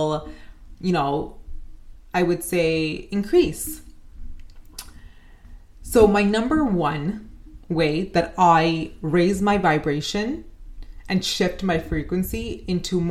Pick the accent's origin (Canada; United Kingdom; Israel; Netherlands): Canada; as a Canadian